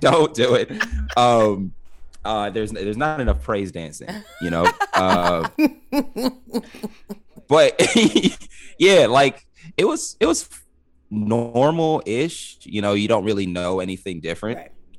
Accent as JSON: {"language": "English", "town": "Los Angeles", "region": "California", "country": "United States", "tie": "born or raised there", "said": "First generation, yeah. Mm-hmm. Born and raised in LA."}